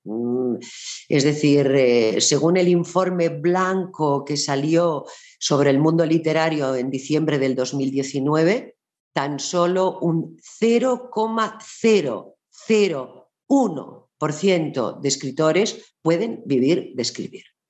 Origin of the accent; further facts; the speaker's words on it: Barcelona, Catalonia, Spain; en Barcelona, que es de donde yo soy